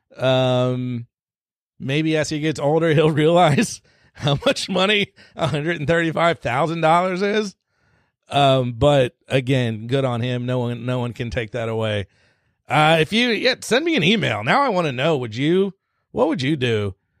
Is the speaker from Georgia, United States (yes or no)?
yes; Georgia, United States; out of Georgia, my home state, I live here